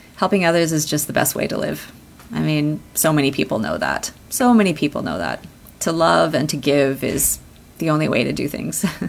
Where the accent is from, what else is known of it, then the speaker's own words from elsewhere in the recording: Canada; I was born here in Canada